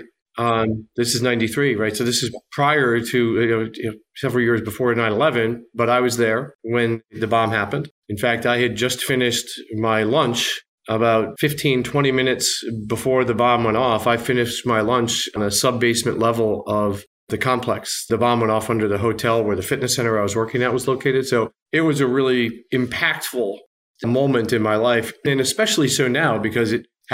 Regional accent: Upper Peninsula of Michigan, United States; moved away as an adult; also born or lived in New York; I was raised in the Midwest, in the Upper Peninsula of Michigan

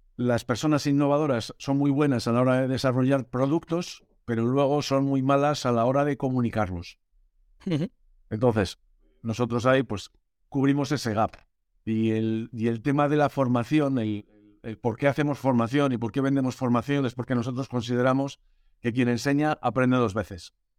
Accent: Burgos, Castile and León, Spain; moved away as an adult; also born or lived in Germany / Galicia; nací en Alemania, me mandaron a Burgos cuando tenía dos años

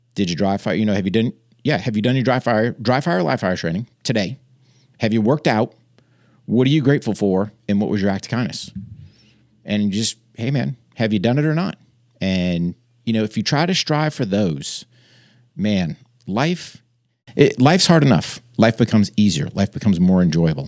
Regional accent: New Hampshire, United States; moved away; I grew up in New Hampshire, wrestled as a kid, joined the Army in nineteen eighty-eight

